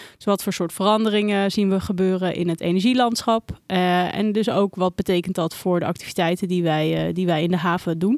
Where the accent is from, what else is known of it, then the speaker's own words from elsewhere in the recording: Randstad, Netherlands; in de Randstad, eh, de omgeving waar ik ben opgegroeid en altijd heb gewoond.